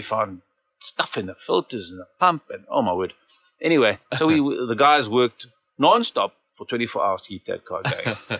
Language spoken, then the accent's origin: English; Bulawayo, Zimbabwe; I grew up in Bulawayo and it's a very good track.